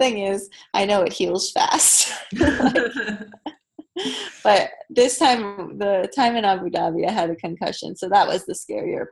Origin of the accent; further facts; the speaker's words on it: Hampstead, Maryland, United States; moved away; Hampstead camp, which is my hometown